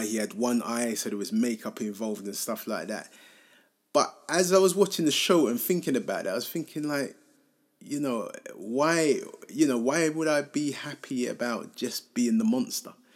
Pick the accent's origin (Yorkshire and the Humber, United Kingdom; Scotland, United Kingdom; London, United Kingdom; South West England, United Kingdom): London, United Kingdom; I feel quite lucky to have grown up in Hackney